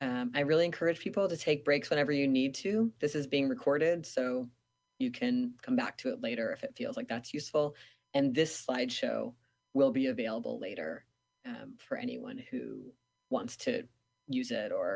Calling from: Seattle, Washington, United States; I am calling in from Duwamish Land, Seattle, Washington

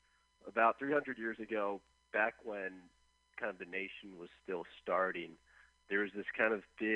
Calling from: Berkeley, California, United States; I'm in Berkeley.

